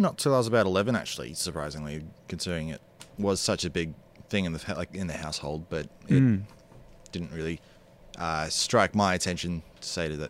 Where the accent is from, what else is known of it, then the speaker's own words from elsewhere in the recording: Melbourne, Victoria, Australia; So in Ringwood, out east.